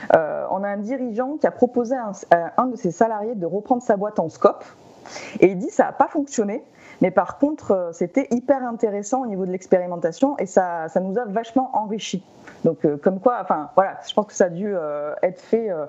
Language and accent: French; France; chez nous en France